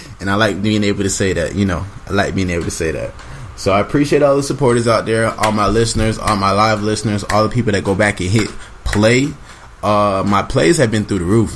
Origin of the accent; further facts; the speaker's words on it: Jamaica; we are Jamaican people